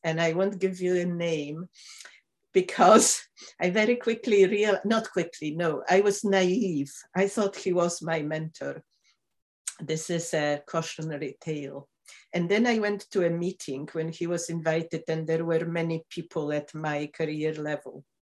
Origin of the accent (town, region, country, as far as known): Poland; moved away as an adult; also born or lived in Michigan; now in Glasgow, United Kingdom